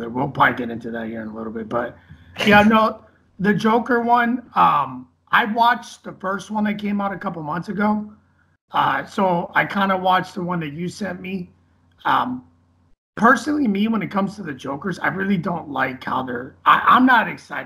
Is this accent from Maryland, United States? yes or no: no; Boston, Massachusetts, United States; he's from the same place I'm from. We're both from Boston.